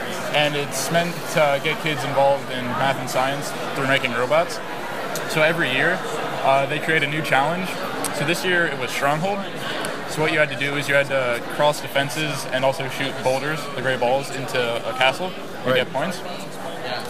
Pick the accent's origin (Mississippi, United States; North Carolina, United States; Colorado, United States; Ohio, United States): North Carolina, United States; Apex; 16, and I'm from Apex, North Carolina